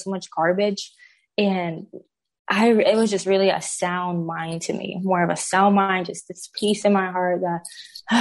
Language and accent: English; Puerto Rico; now in Oklahoma City, United States; I was born and raised in Puerto Rico by a single mom